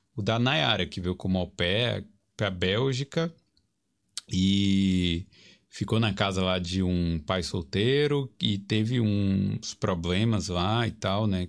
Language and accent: Portuguese; Brazil; moved away as an adult; now in Ireland; vim do Brasil